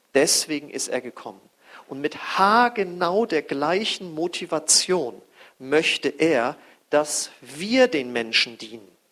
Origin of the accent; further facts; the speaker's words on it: North Frisia, Schleswig-Holstein, Germany; ich komme ja aus Nordfriesland da am Deich